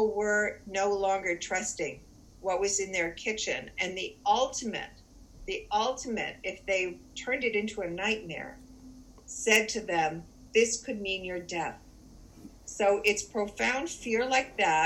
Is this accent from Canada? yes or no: yes; Canada; also born or lived in Toronto; I do live in Toronto. I am Canadian.